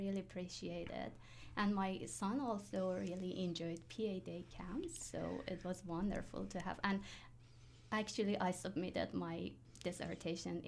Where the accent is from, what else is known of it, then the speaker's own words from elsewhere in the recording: Iran; moved away as an adult; now in Kingston, Canada; I'm originally from Iran